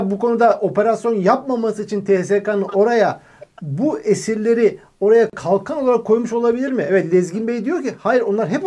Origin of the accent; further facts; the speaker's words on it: Kahramanmaraş, Turkey; 1989 doğumluyum, Kahramanmaraşlıyım